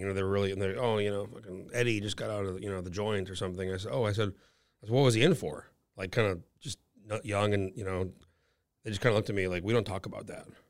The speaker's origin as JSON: {"language": "English", "region": "New Mexico", "country": "United States", "moved": "as an adult", "lives_now": "Alaska, United States", "said": "I'm from New Mexico."}